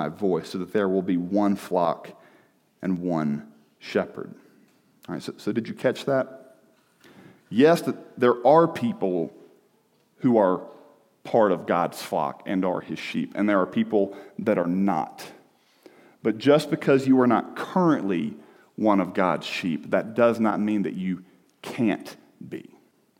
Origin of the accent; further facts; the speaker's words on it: the South, United States; I'm from the South where everybody sounds nice